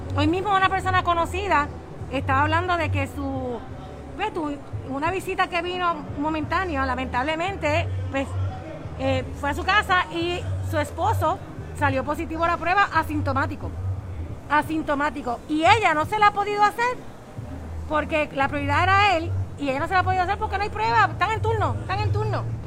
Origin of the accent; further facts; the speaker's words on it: Bayamón, Puerto Rico; Porque yo soy de Bayamón, miren, yo soy de aquí, de este es mi pueblo, Bayamón